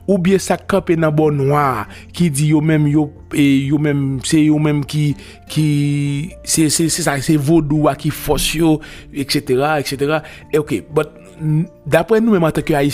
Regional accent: Haiti; moi-même, en tant qu'haïtien, je m'm pas dire le mal prend parce que nous pas tourner dans l'esclavage encore.

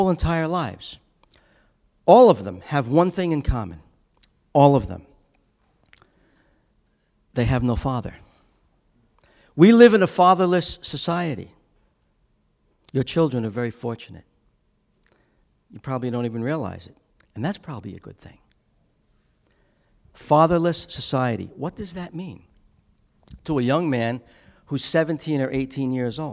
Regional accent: Long Island, New York, United States; also born or lived in Brooklyn; I come from Long Island

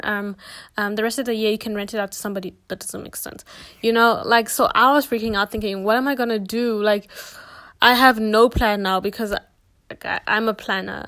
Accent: Botswana; moved away as an adult; now in South Africa; I don't come from South Africa. I'm actually from Botswana

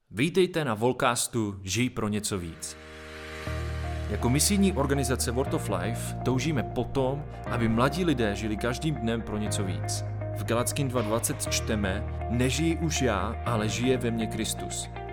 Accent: New Jersey, United States; Slovak is a second language; moved away as an adult; also born or lived in Minnesota; now in Slovakia; Narodil som sa v USA v Minnesota, ale vyrastol som v New Jersey nedaleko od oceánu

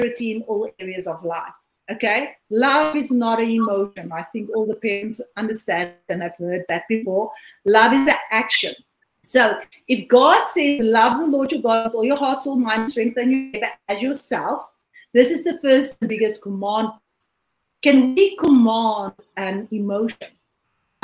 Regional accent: South Africa; I'm from South Africa, and I'm currently sitting in South Africa.

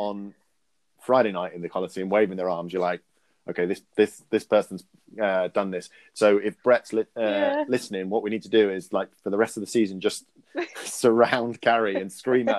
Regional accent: Ireland; moved away; I come from Ireland. My family are still over there.

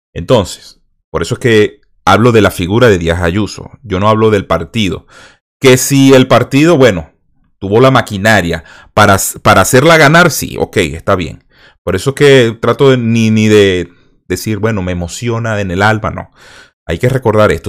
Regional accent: Venezuela; moved away; venezolanos que salimos de Venezuela

